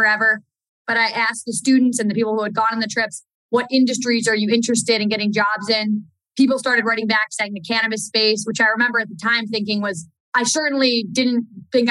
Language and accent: English; Buffalo, New York, United States; moved away; East Coaster, I'm from Buffalo, New York